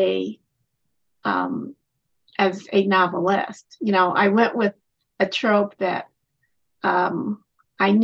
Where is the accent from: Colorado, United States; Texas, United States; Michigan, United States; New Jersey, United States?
Colorado, United States; I grew up in Colorado